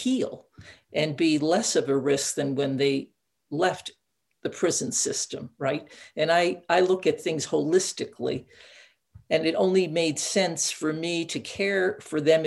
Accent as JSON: {"language": "English", "area": "Catskill Mountains", "region": "New York", "country": "United States", "tie": "born or raised there", "said": "I grew up in the Catskill Mountains, isolated with sort of immigrant parents"}